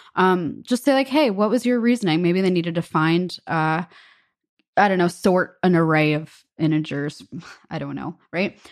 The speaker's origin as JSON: {"language": "English", "country": "United States", "said": "as an American"}